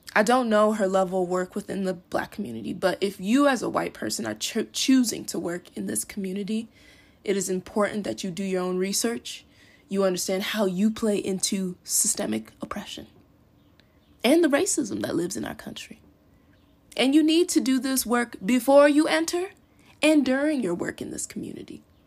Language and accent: English; Farmington, Minnesota, United States; also born or lived in Eden Prairie, Minnesota / Lakeville, Minnesota; While growing up in Farmington, I always was one of the bla-, few black kids.